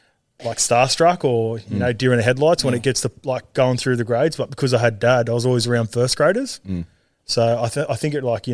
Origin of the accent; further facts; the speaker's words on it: New Zealand; So that was pretty special too, obviously being a Kiwi.